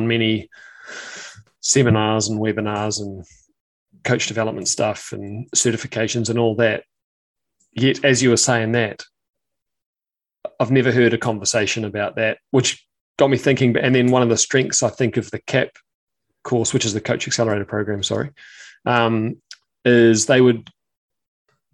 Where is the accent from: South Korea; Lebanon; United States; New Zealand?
New Zealand; being a Kiwi